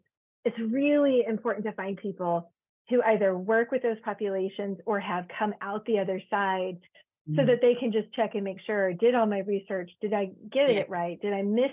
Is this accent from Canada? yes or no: no; Georgia, United States; moved away; also born or lived in Virginia; I grew up in Georgia and then lived in Virginia for a while